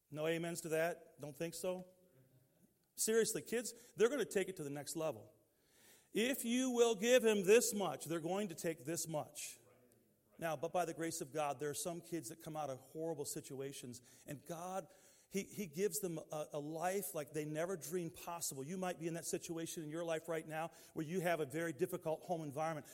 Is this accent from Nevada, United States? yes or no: no; Detroit, Michigan, United States; Growing up in Detroit, we didn't have a lot of choices in that environment where we were